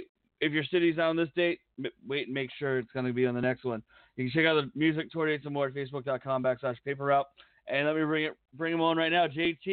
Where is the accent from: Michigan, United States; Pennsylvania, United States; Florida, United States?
Pennsylvania, United States; accent: East Coast; now in Las Vegas, United States; I'm originally from Pennsylvania